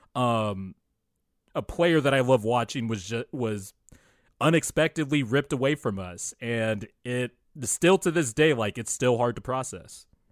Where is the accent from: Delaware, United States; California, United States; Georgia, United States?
California, United States; Bakersfield; I grew up in Bakersfield, which is like an hour away from L